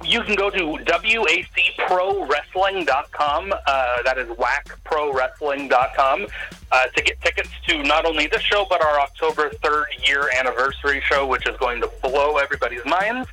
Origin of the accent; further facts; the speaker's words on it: Everett, Washington, United States; I'm also born and raised in Everett